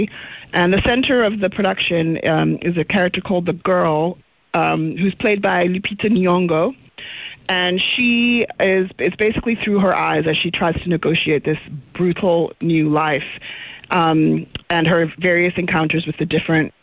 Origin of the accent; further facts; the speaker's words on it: South Africa; now in United States; as a South African director working in the States